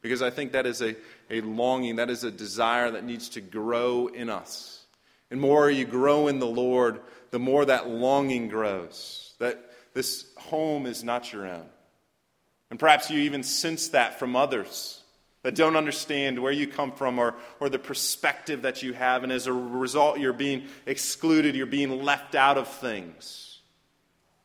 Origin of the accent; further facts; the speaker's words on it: Fresno, California, United States; I grew up in Fresno, California